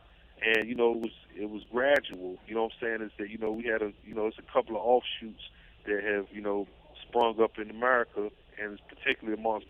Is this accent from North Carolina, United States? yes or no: yes; Raleigh, North Carolina, United States; I'm from Raleigh, North Carolina.